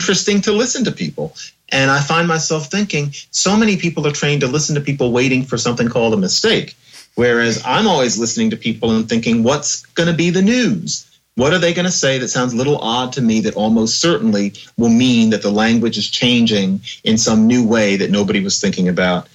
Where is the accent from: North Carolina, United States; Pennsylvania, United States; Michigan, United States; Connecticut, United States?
Pennsylvania, United States; Philadelphia; me growing up in Philadelphia in the 1970s and 80s